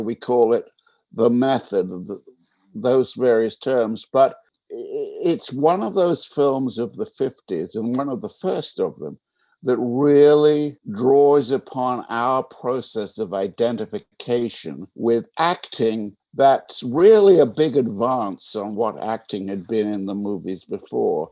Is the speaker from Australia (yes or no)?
no; England, United Kingdom; now in United States; I was English.